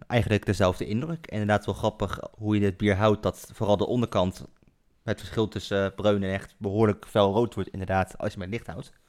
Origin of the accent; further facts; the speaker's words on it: Culemborg, Gelderland, Netherlands; now in Nijmegen, Netherlands; vlakbij waar ik opgegroeid ben in Culemborg.